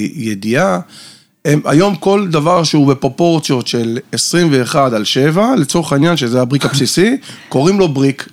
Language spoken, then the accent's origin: Hebrew; Haifa, Haifa District, Israel; moved away as an adult; now in Tel Aviv, Israel; במקור אני חיפאי, היום אני חי בתל אביב כבר שש שנים